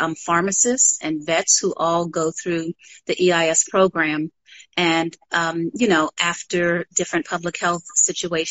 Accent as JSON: {"language": "English", "town": "New York City", "region": "New York", "country": "United States", "tie": "born or raised there", "moved": "as an adult", "lives_now": "Atlanta, United States", "said": "as a child growing up in Harlem"}